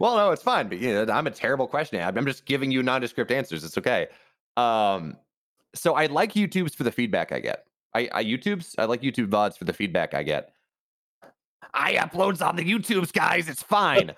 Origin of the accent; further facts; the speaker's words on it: Virginia, United States; we're both from Virginia